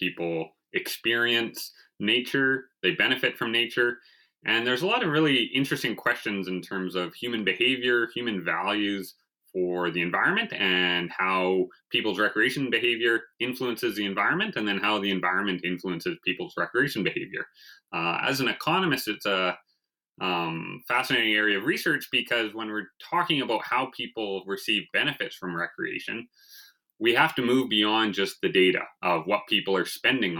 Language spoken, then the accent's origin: English; Vancouver, British Columbia, Canada; moved away as an adult; now in Saskatchewan, Canada; I was raised in Vancouver, where there was no pond hockey